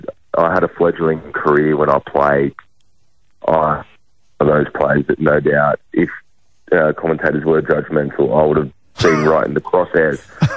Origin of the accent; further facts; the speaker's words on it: Sydney, New South Wales, Australia; I was born in Paddington